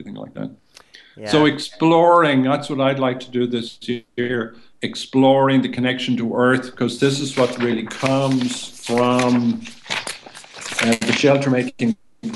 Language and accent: English; Ireland; our essence as Irish people